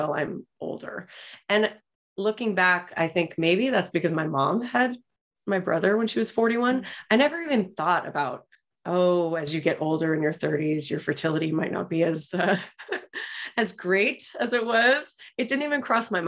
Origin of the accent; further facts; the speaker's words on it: Los Angeles, California, United States; I grew up in Los Angeles